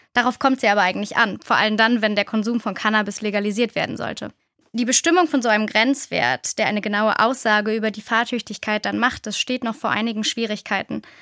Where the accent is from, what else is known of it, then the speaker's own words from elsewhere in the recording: Rhineland, Germany; Ich komme ja aus dem Rheinland